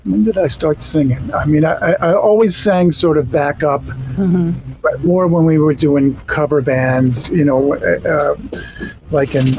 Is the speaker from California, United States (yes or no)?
no; Amityville, New York, United States; I'm from New York. I was born in Amityville, Long Island